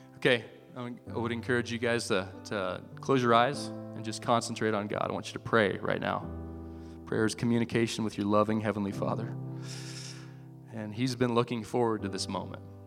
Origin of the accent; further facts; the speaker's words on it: Iowa, United States; moved away as an adult; I grew up in Iowa